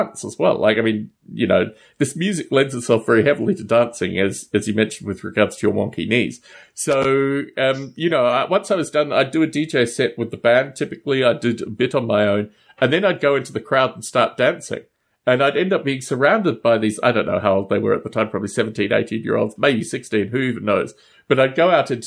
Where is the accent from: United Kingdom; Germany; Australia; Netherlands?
Australia; also born or lived in United States; I was born in Australia